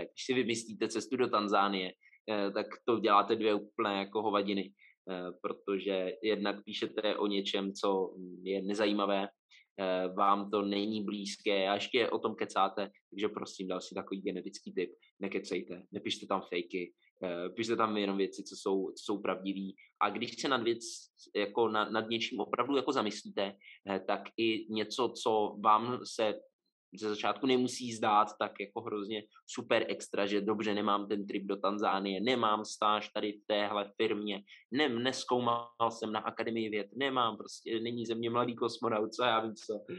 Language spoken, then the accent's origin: Czech; Czechia; also born or lived in Prague; Já teda jsem jako z Atheist Capital of the World, nebo jednoho z, eh, takže asi, asi eh, i celkově no, tady jako Česko